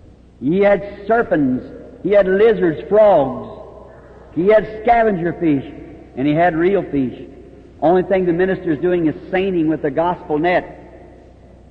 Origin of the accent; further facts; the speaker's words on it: United States; Louisville, Kentucky, across from my hometown